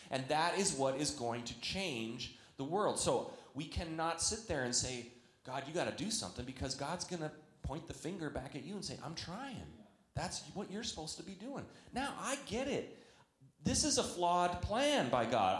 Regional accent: Canada; now in United States; I'm a Canadian.

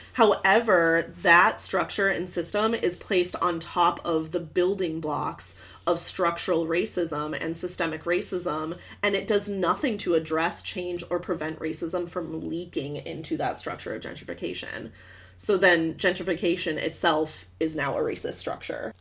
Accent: Michigan, United States; I grew up in Michigan

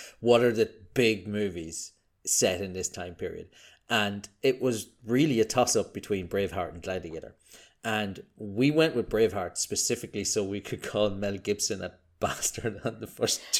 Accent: Ireland; accent: Irish; I'm a physics guy. I'm Irish, as you can tell from my delightful accent.

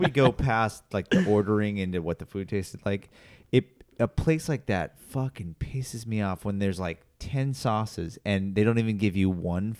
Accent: California, United States; I'm from California

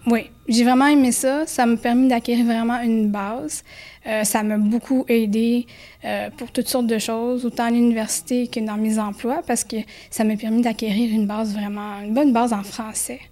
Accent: Quebec, Canada; je venais du Québec

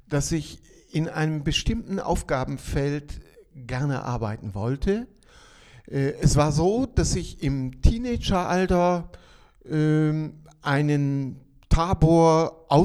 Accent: Bielefeld, North Rhine-Westphalia, Germany; äh, ich komme aus Ostwestfalen, also aufgewachsen in der Nähe von Bielefeld und bin dort so sozialisiert äh, in einer christlichen Gemeinschaft

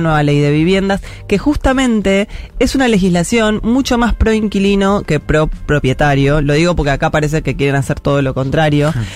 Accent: Buenos Aires, Argentina; yo soy de Parque Patricia, yo vi todo el distrito tecnológico transformarse

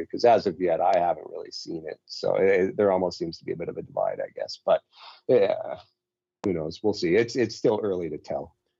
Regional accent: Calgary, Alberta, Canada; I was born and raised Calgarian before it was like normal to be born and raised Calgarian

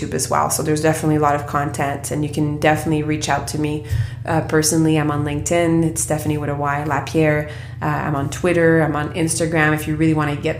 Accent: Quebec, Canada; I come from Quebec

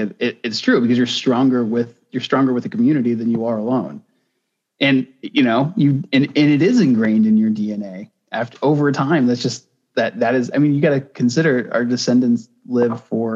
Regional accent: United States; I was born in America

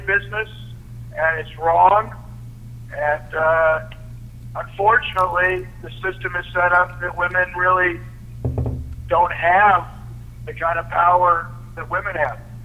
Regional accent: Los Angeles, California, United States; I grew up in Van Nuys, Sherman Oaks, on the mean streets of Sherman Oaks.

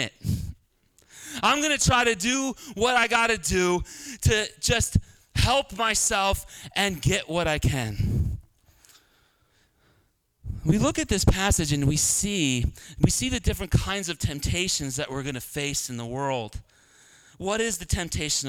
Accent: Philadelphia, Pennsylvania, United States; I'm from Northeast Philly.

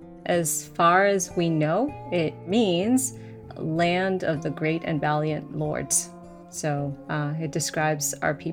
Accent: Massachusetts, United States; first language Spanish; English is a second language; My parents' first language is Spanish, so I got the benefit of learning their native language. So I started with Spanish, then learned English in school

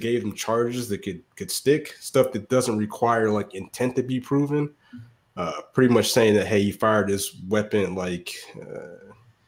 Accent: the South, United States; As a Southerner

